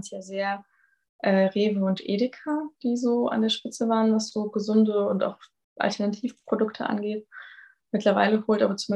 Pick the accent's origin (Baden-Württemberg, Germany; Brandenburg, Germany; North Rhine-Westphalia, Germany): Baden-Württemberg, Germany; Konstanz; Ich, wohne, also ich komme aus Konstanz